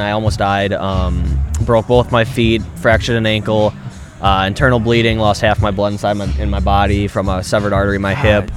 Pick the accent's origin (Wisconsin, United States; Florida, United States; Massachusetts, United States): Wisconsin, United States; Milwaukee; I'm from Milwaukee, Wisconsin